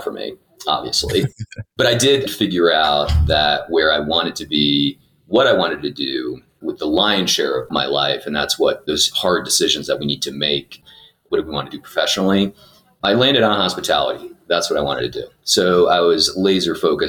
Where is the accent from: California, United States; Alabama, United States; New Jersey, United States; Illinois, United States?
New Jersey, United States; also born or lived in Portugal; My parents immigrated when I was 3 years old with my sister and I to the United States. They landed in Jersey